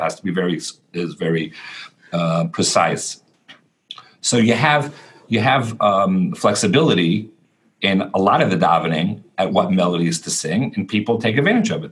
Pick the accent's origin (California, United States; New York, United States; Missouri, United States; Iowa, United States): New York, United States; New York City; I grew up in Borough Park in Brooklyn.